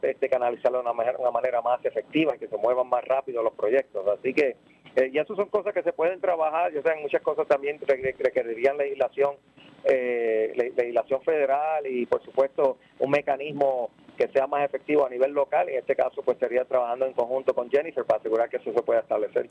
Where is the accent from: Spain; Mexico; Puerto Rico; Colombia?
Puerto Rico; Yauco; also born or lived in Ponce; soy nacido en Ponce, eh, pero criado en Yauco y todavía vivo en Yauco.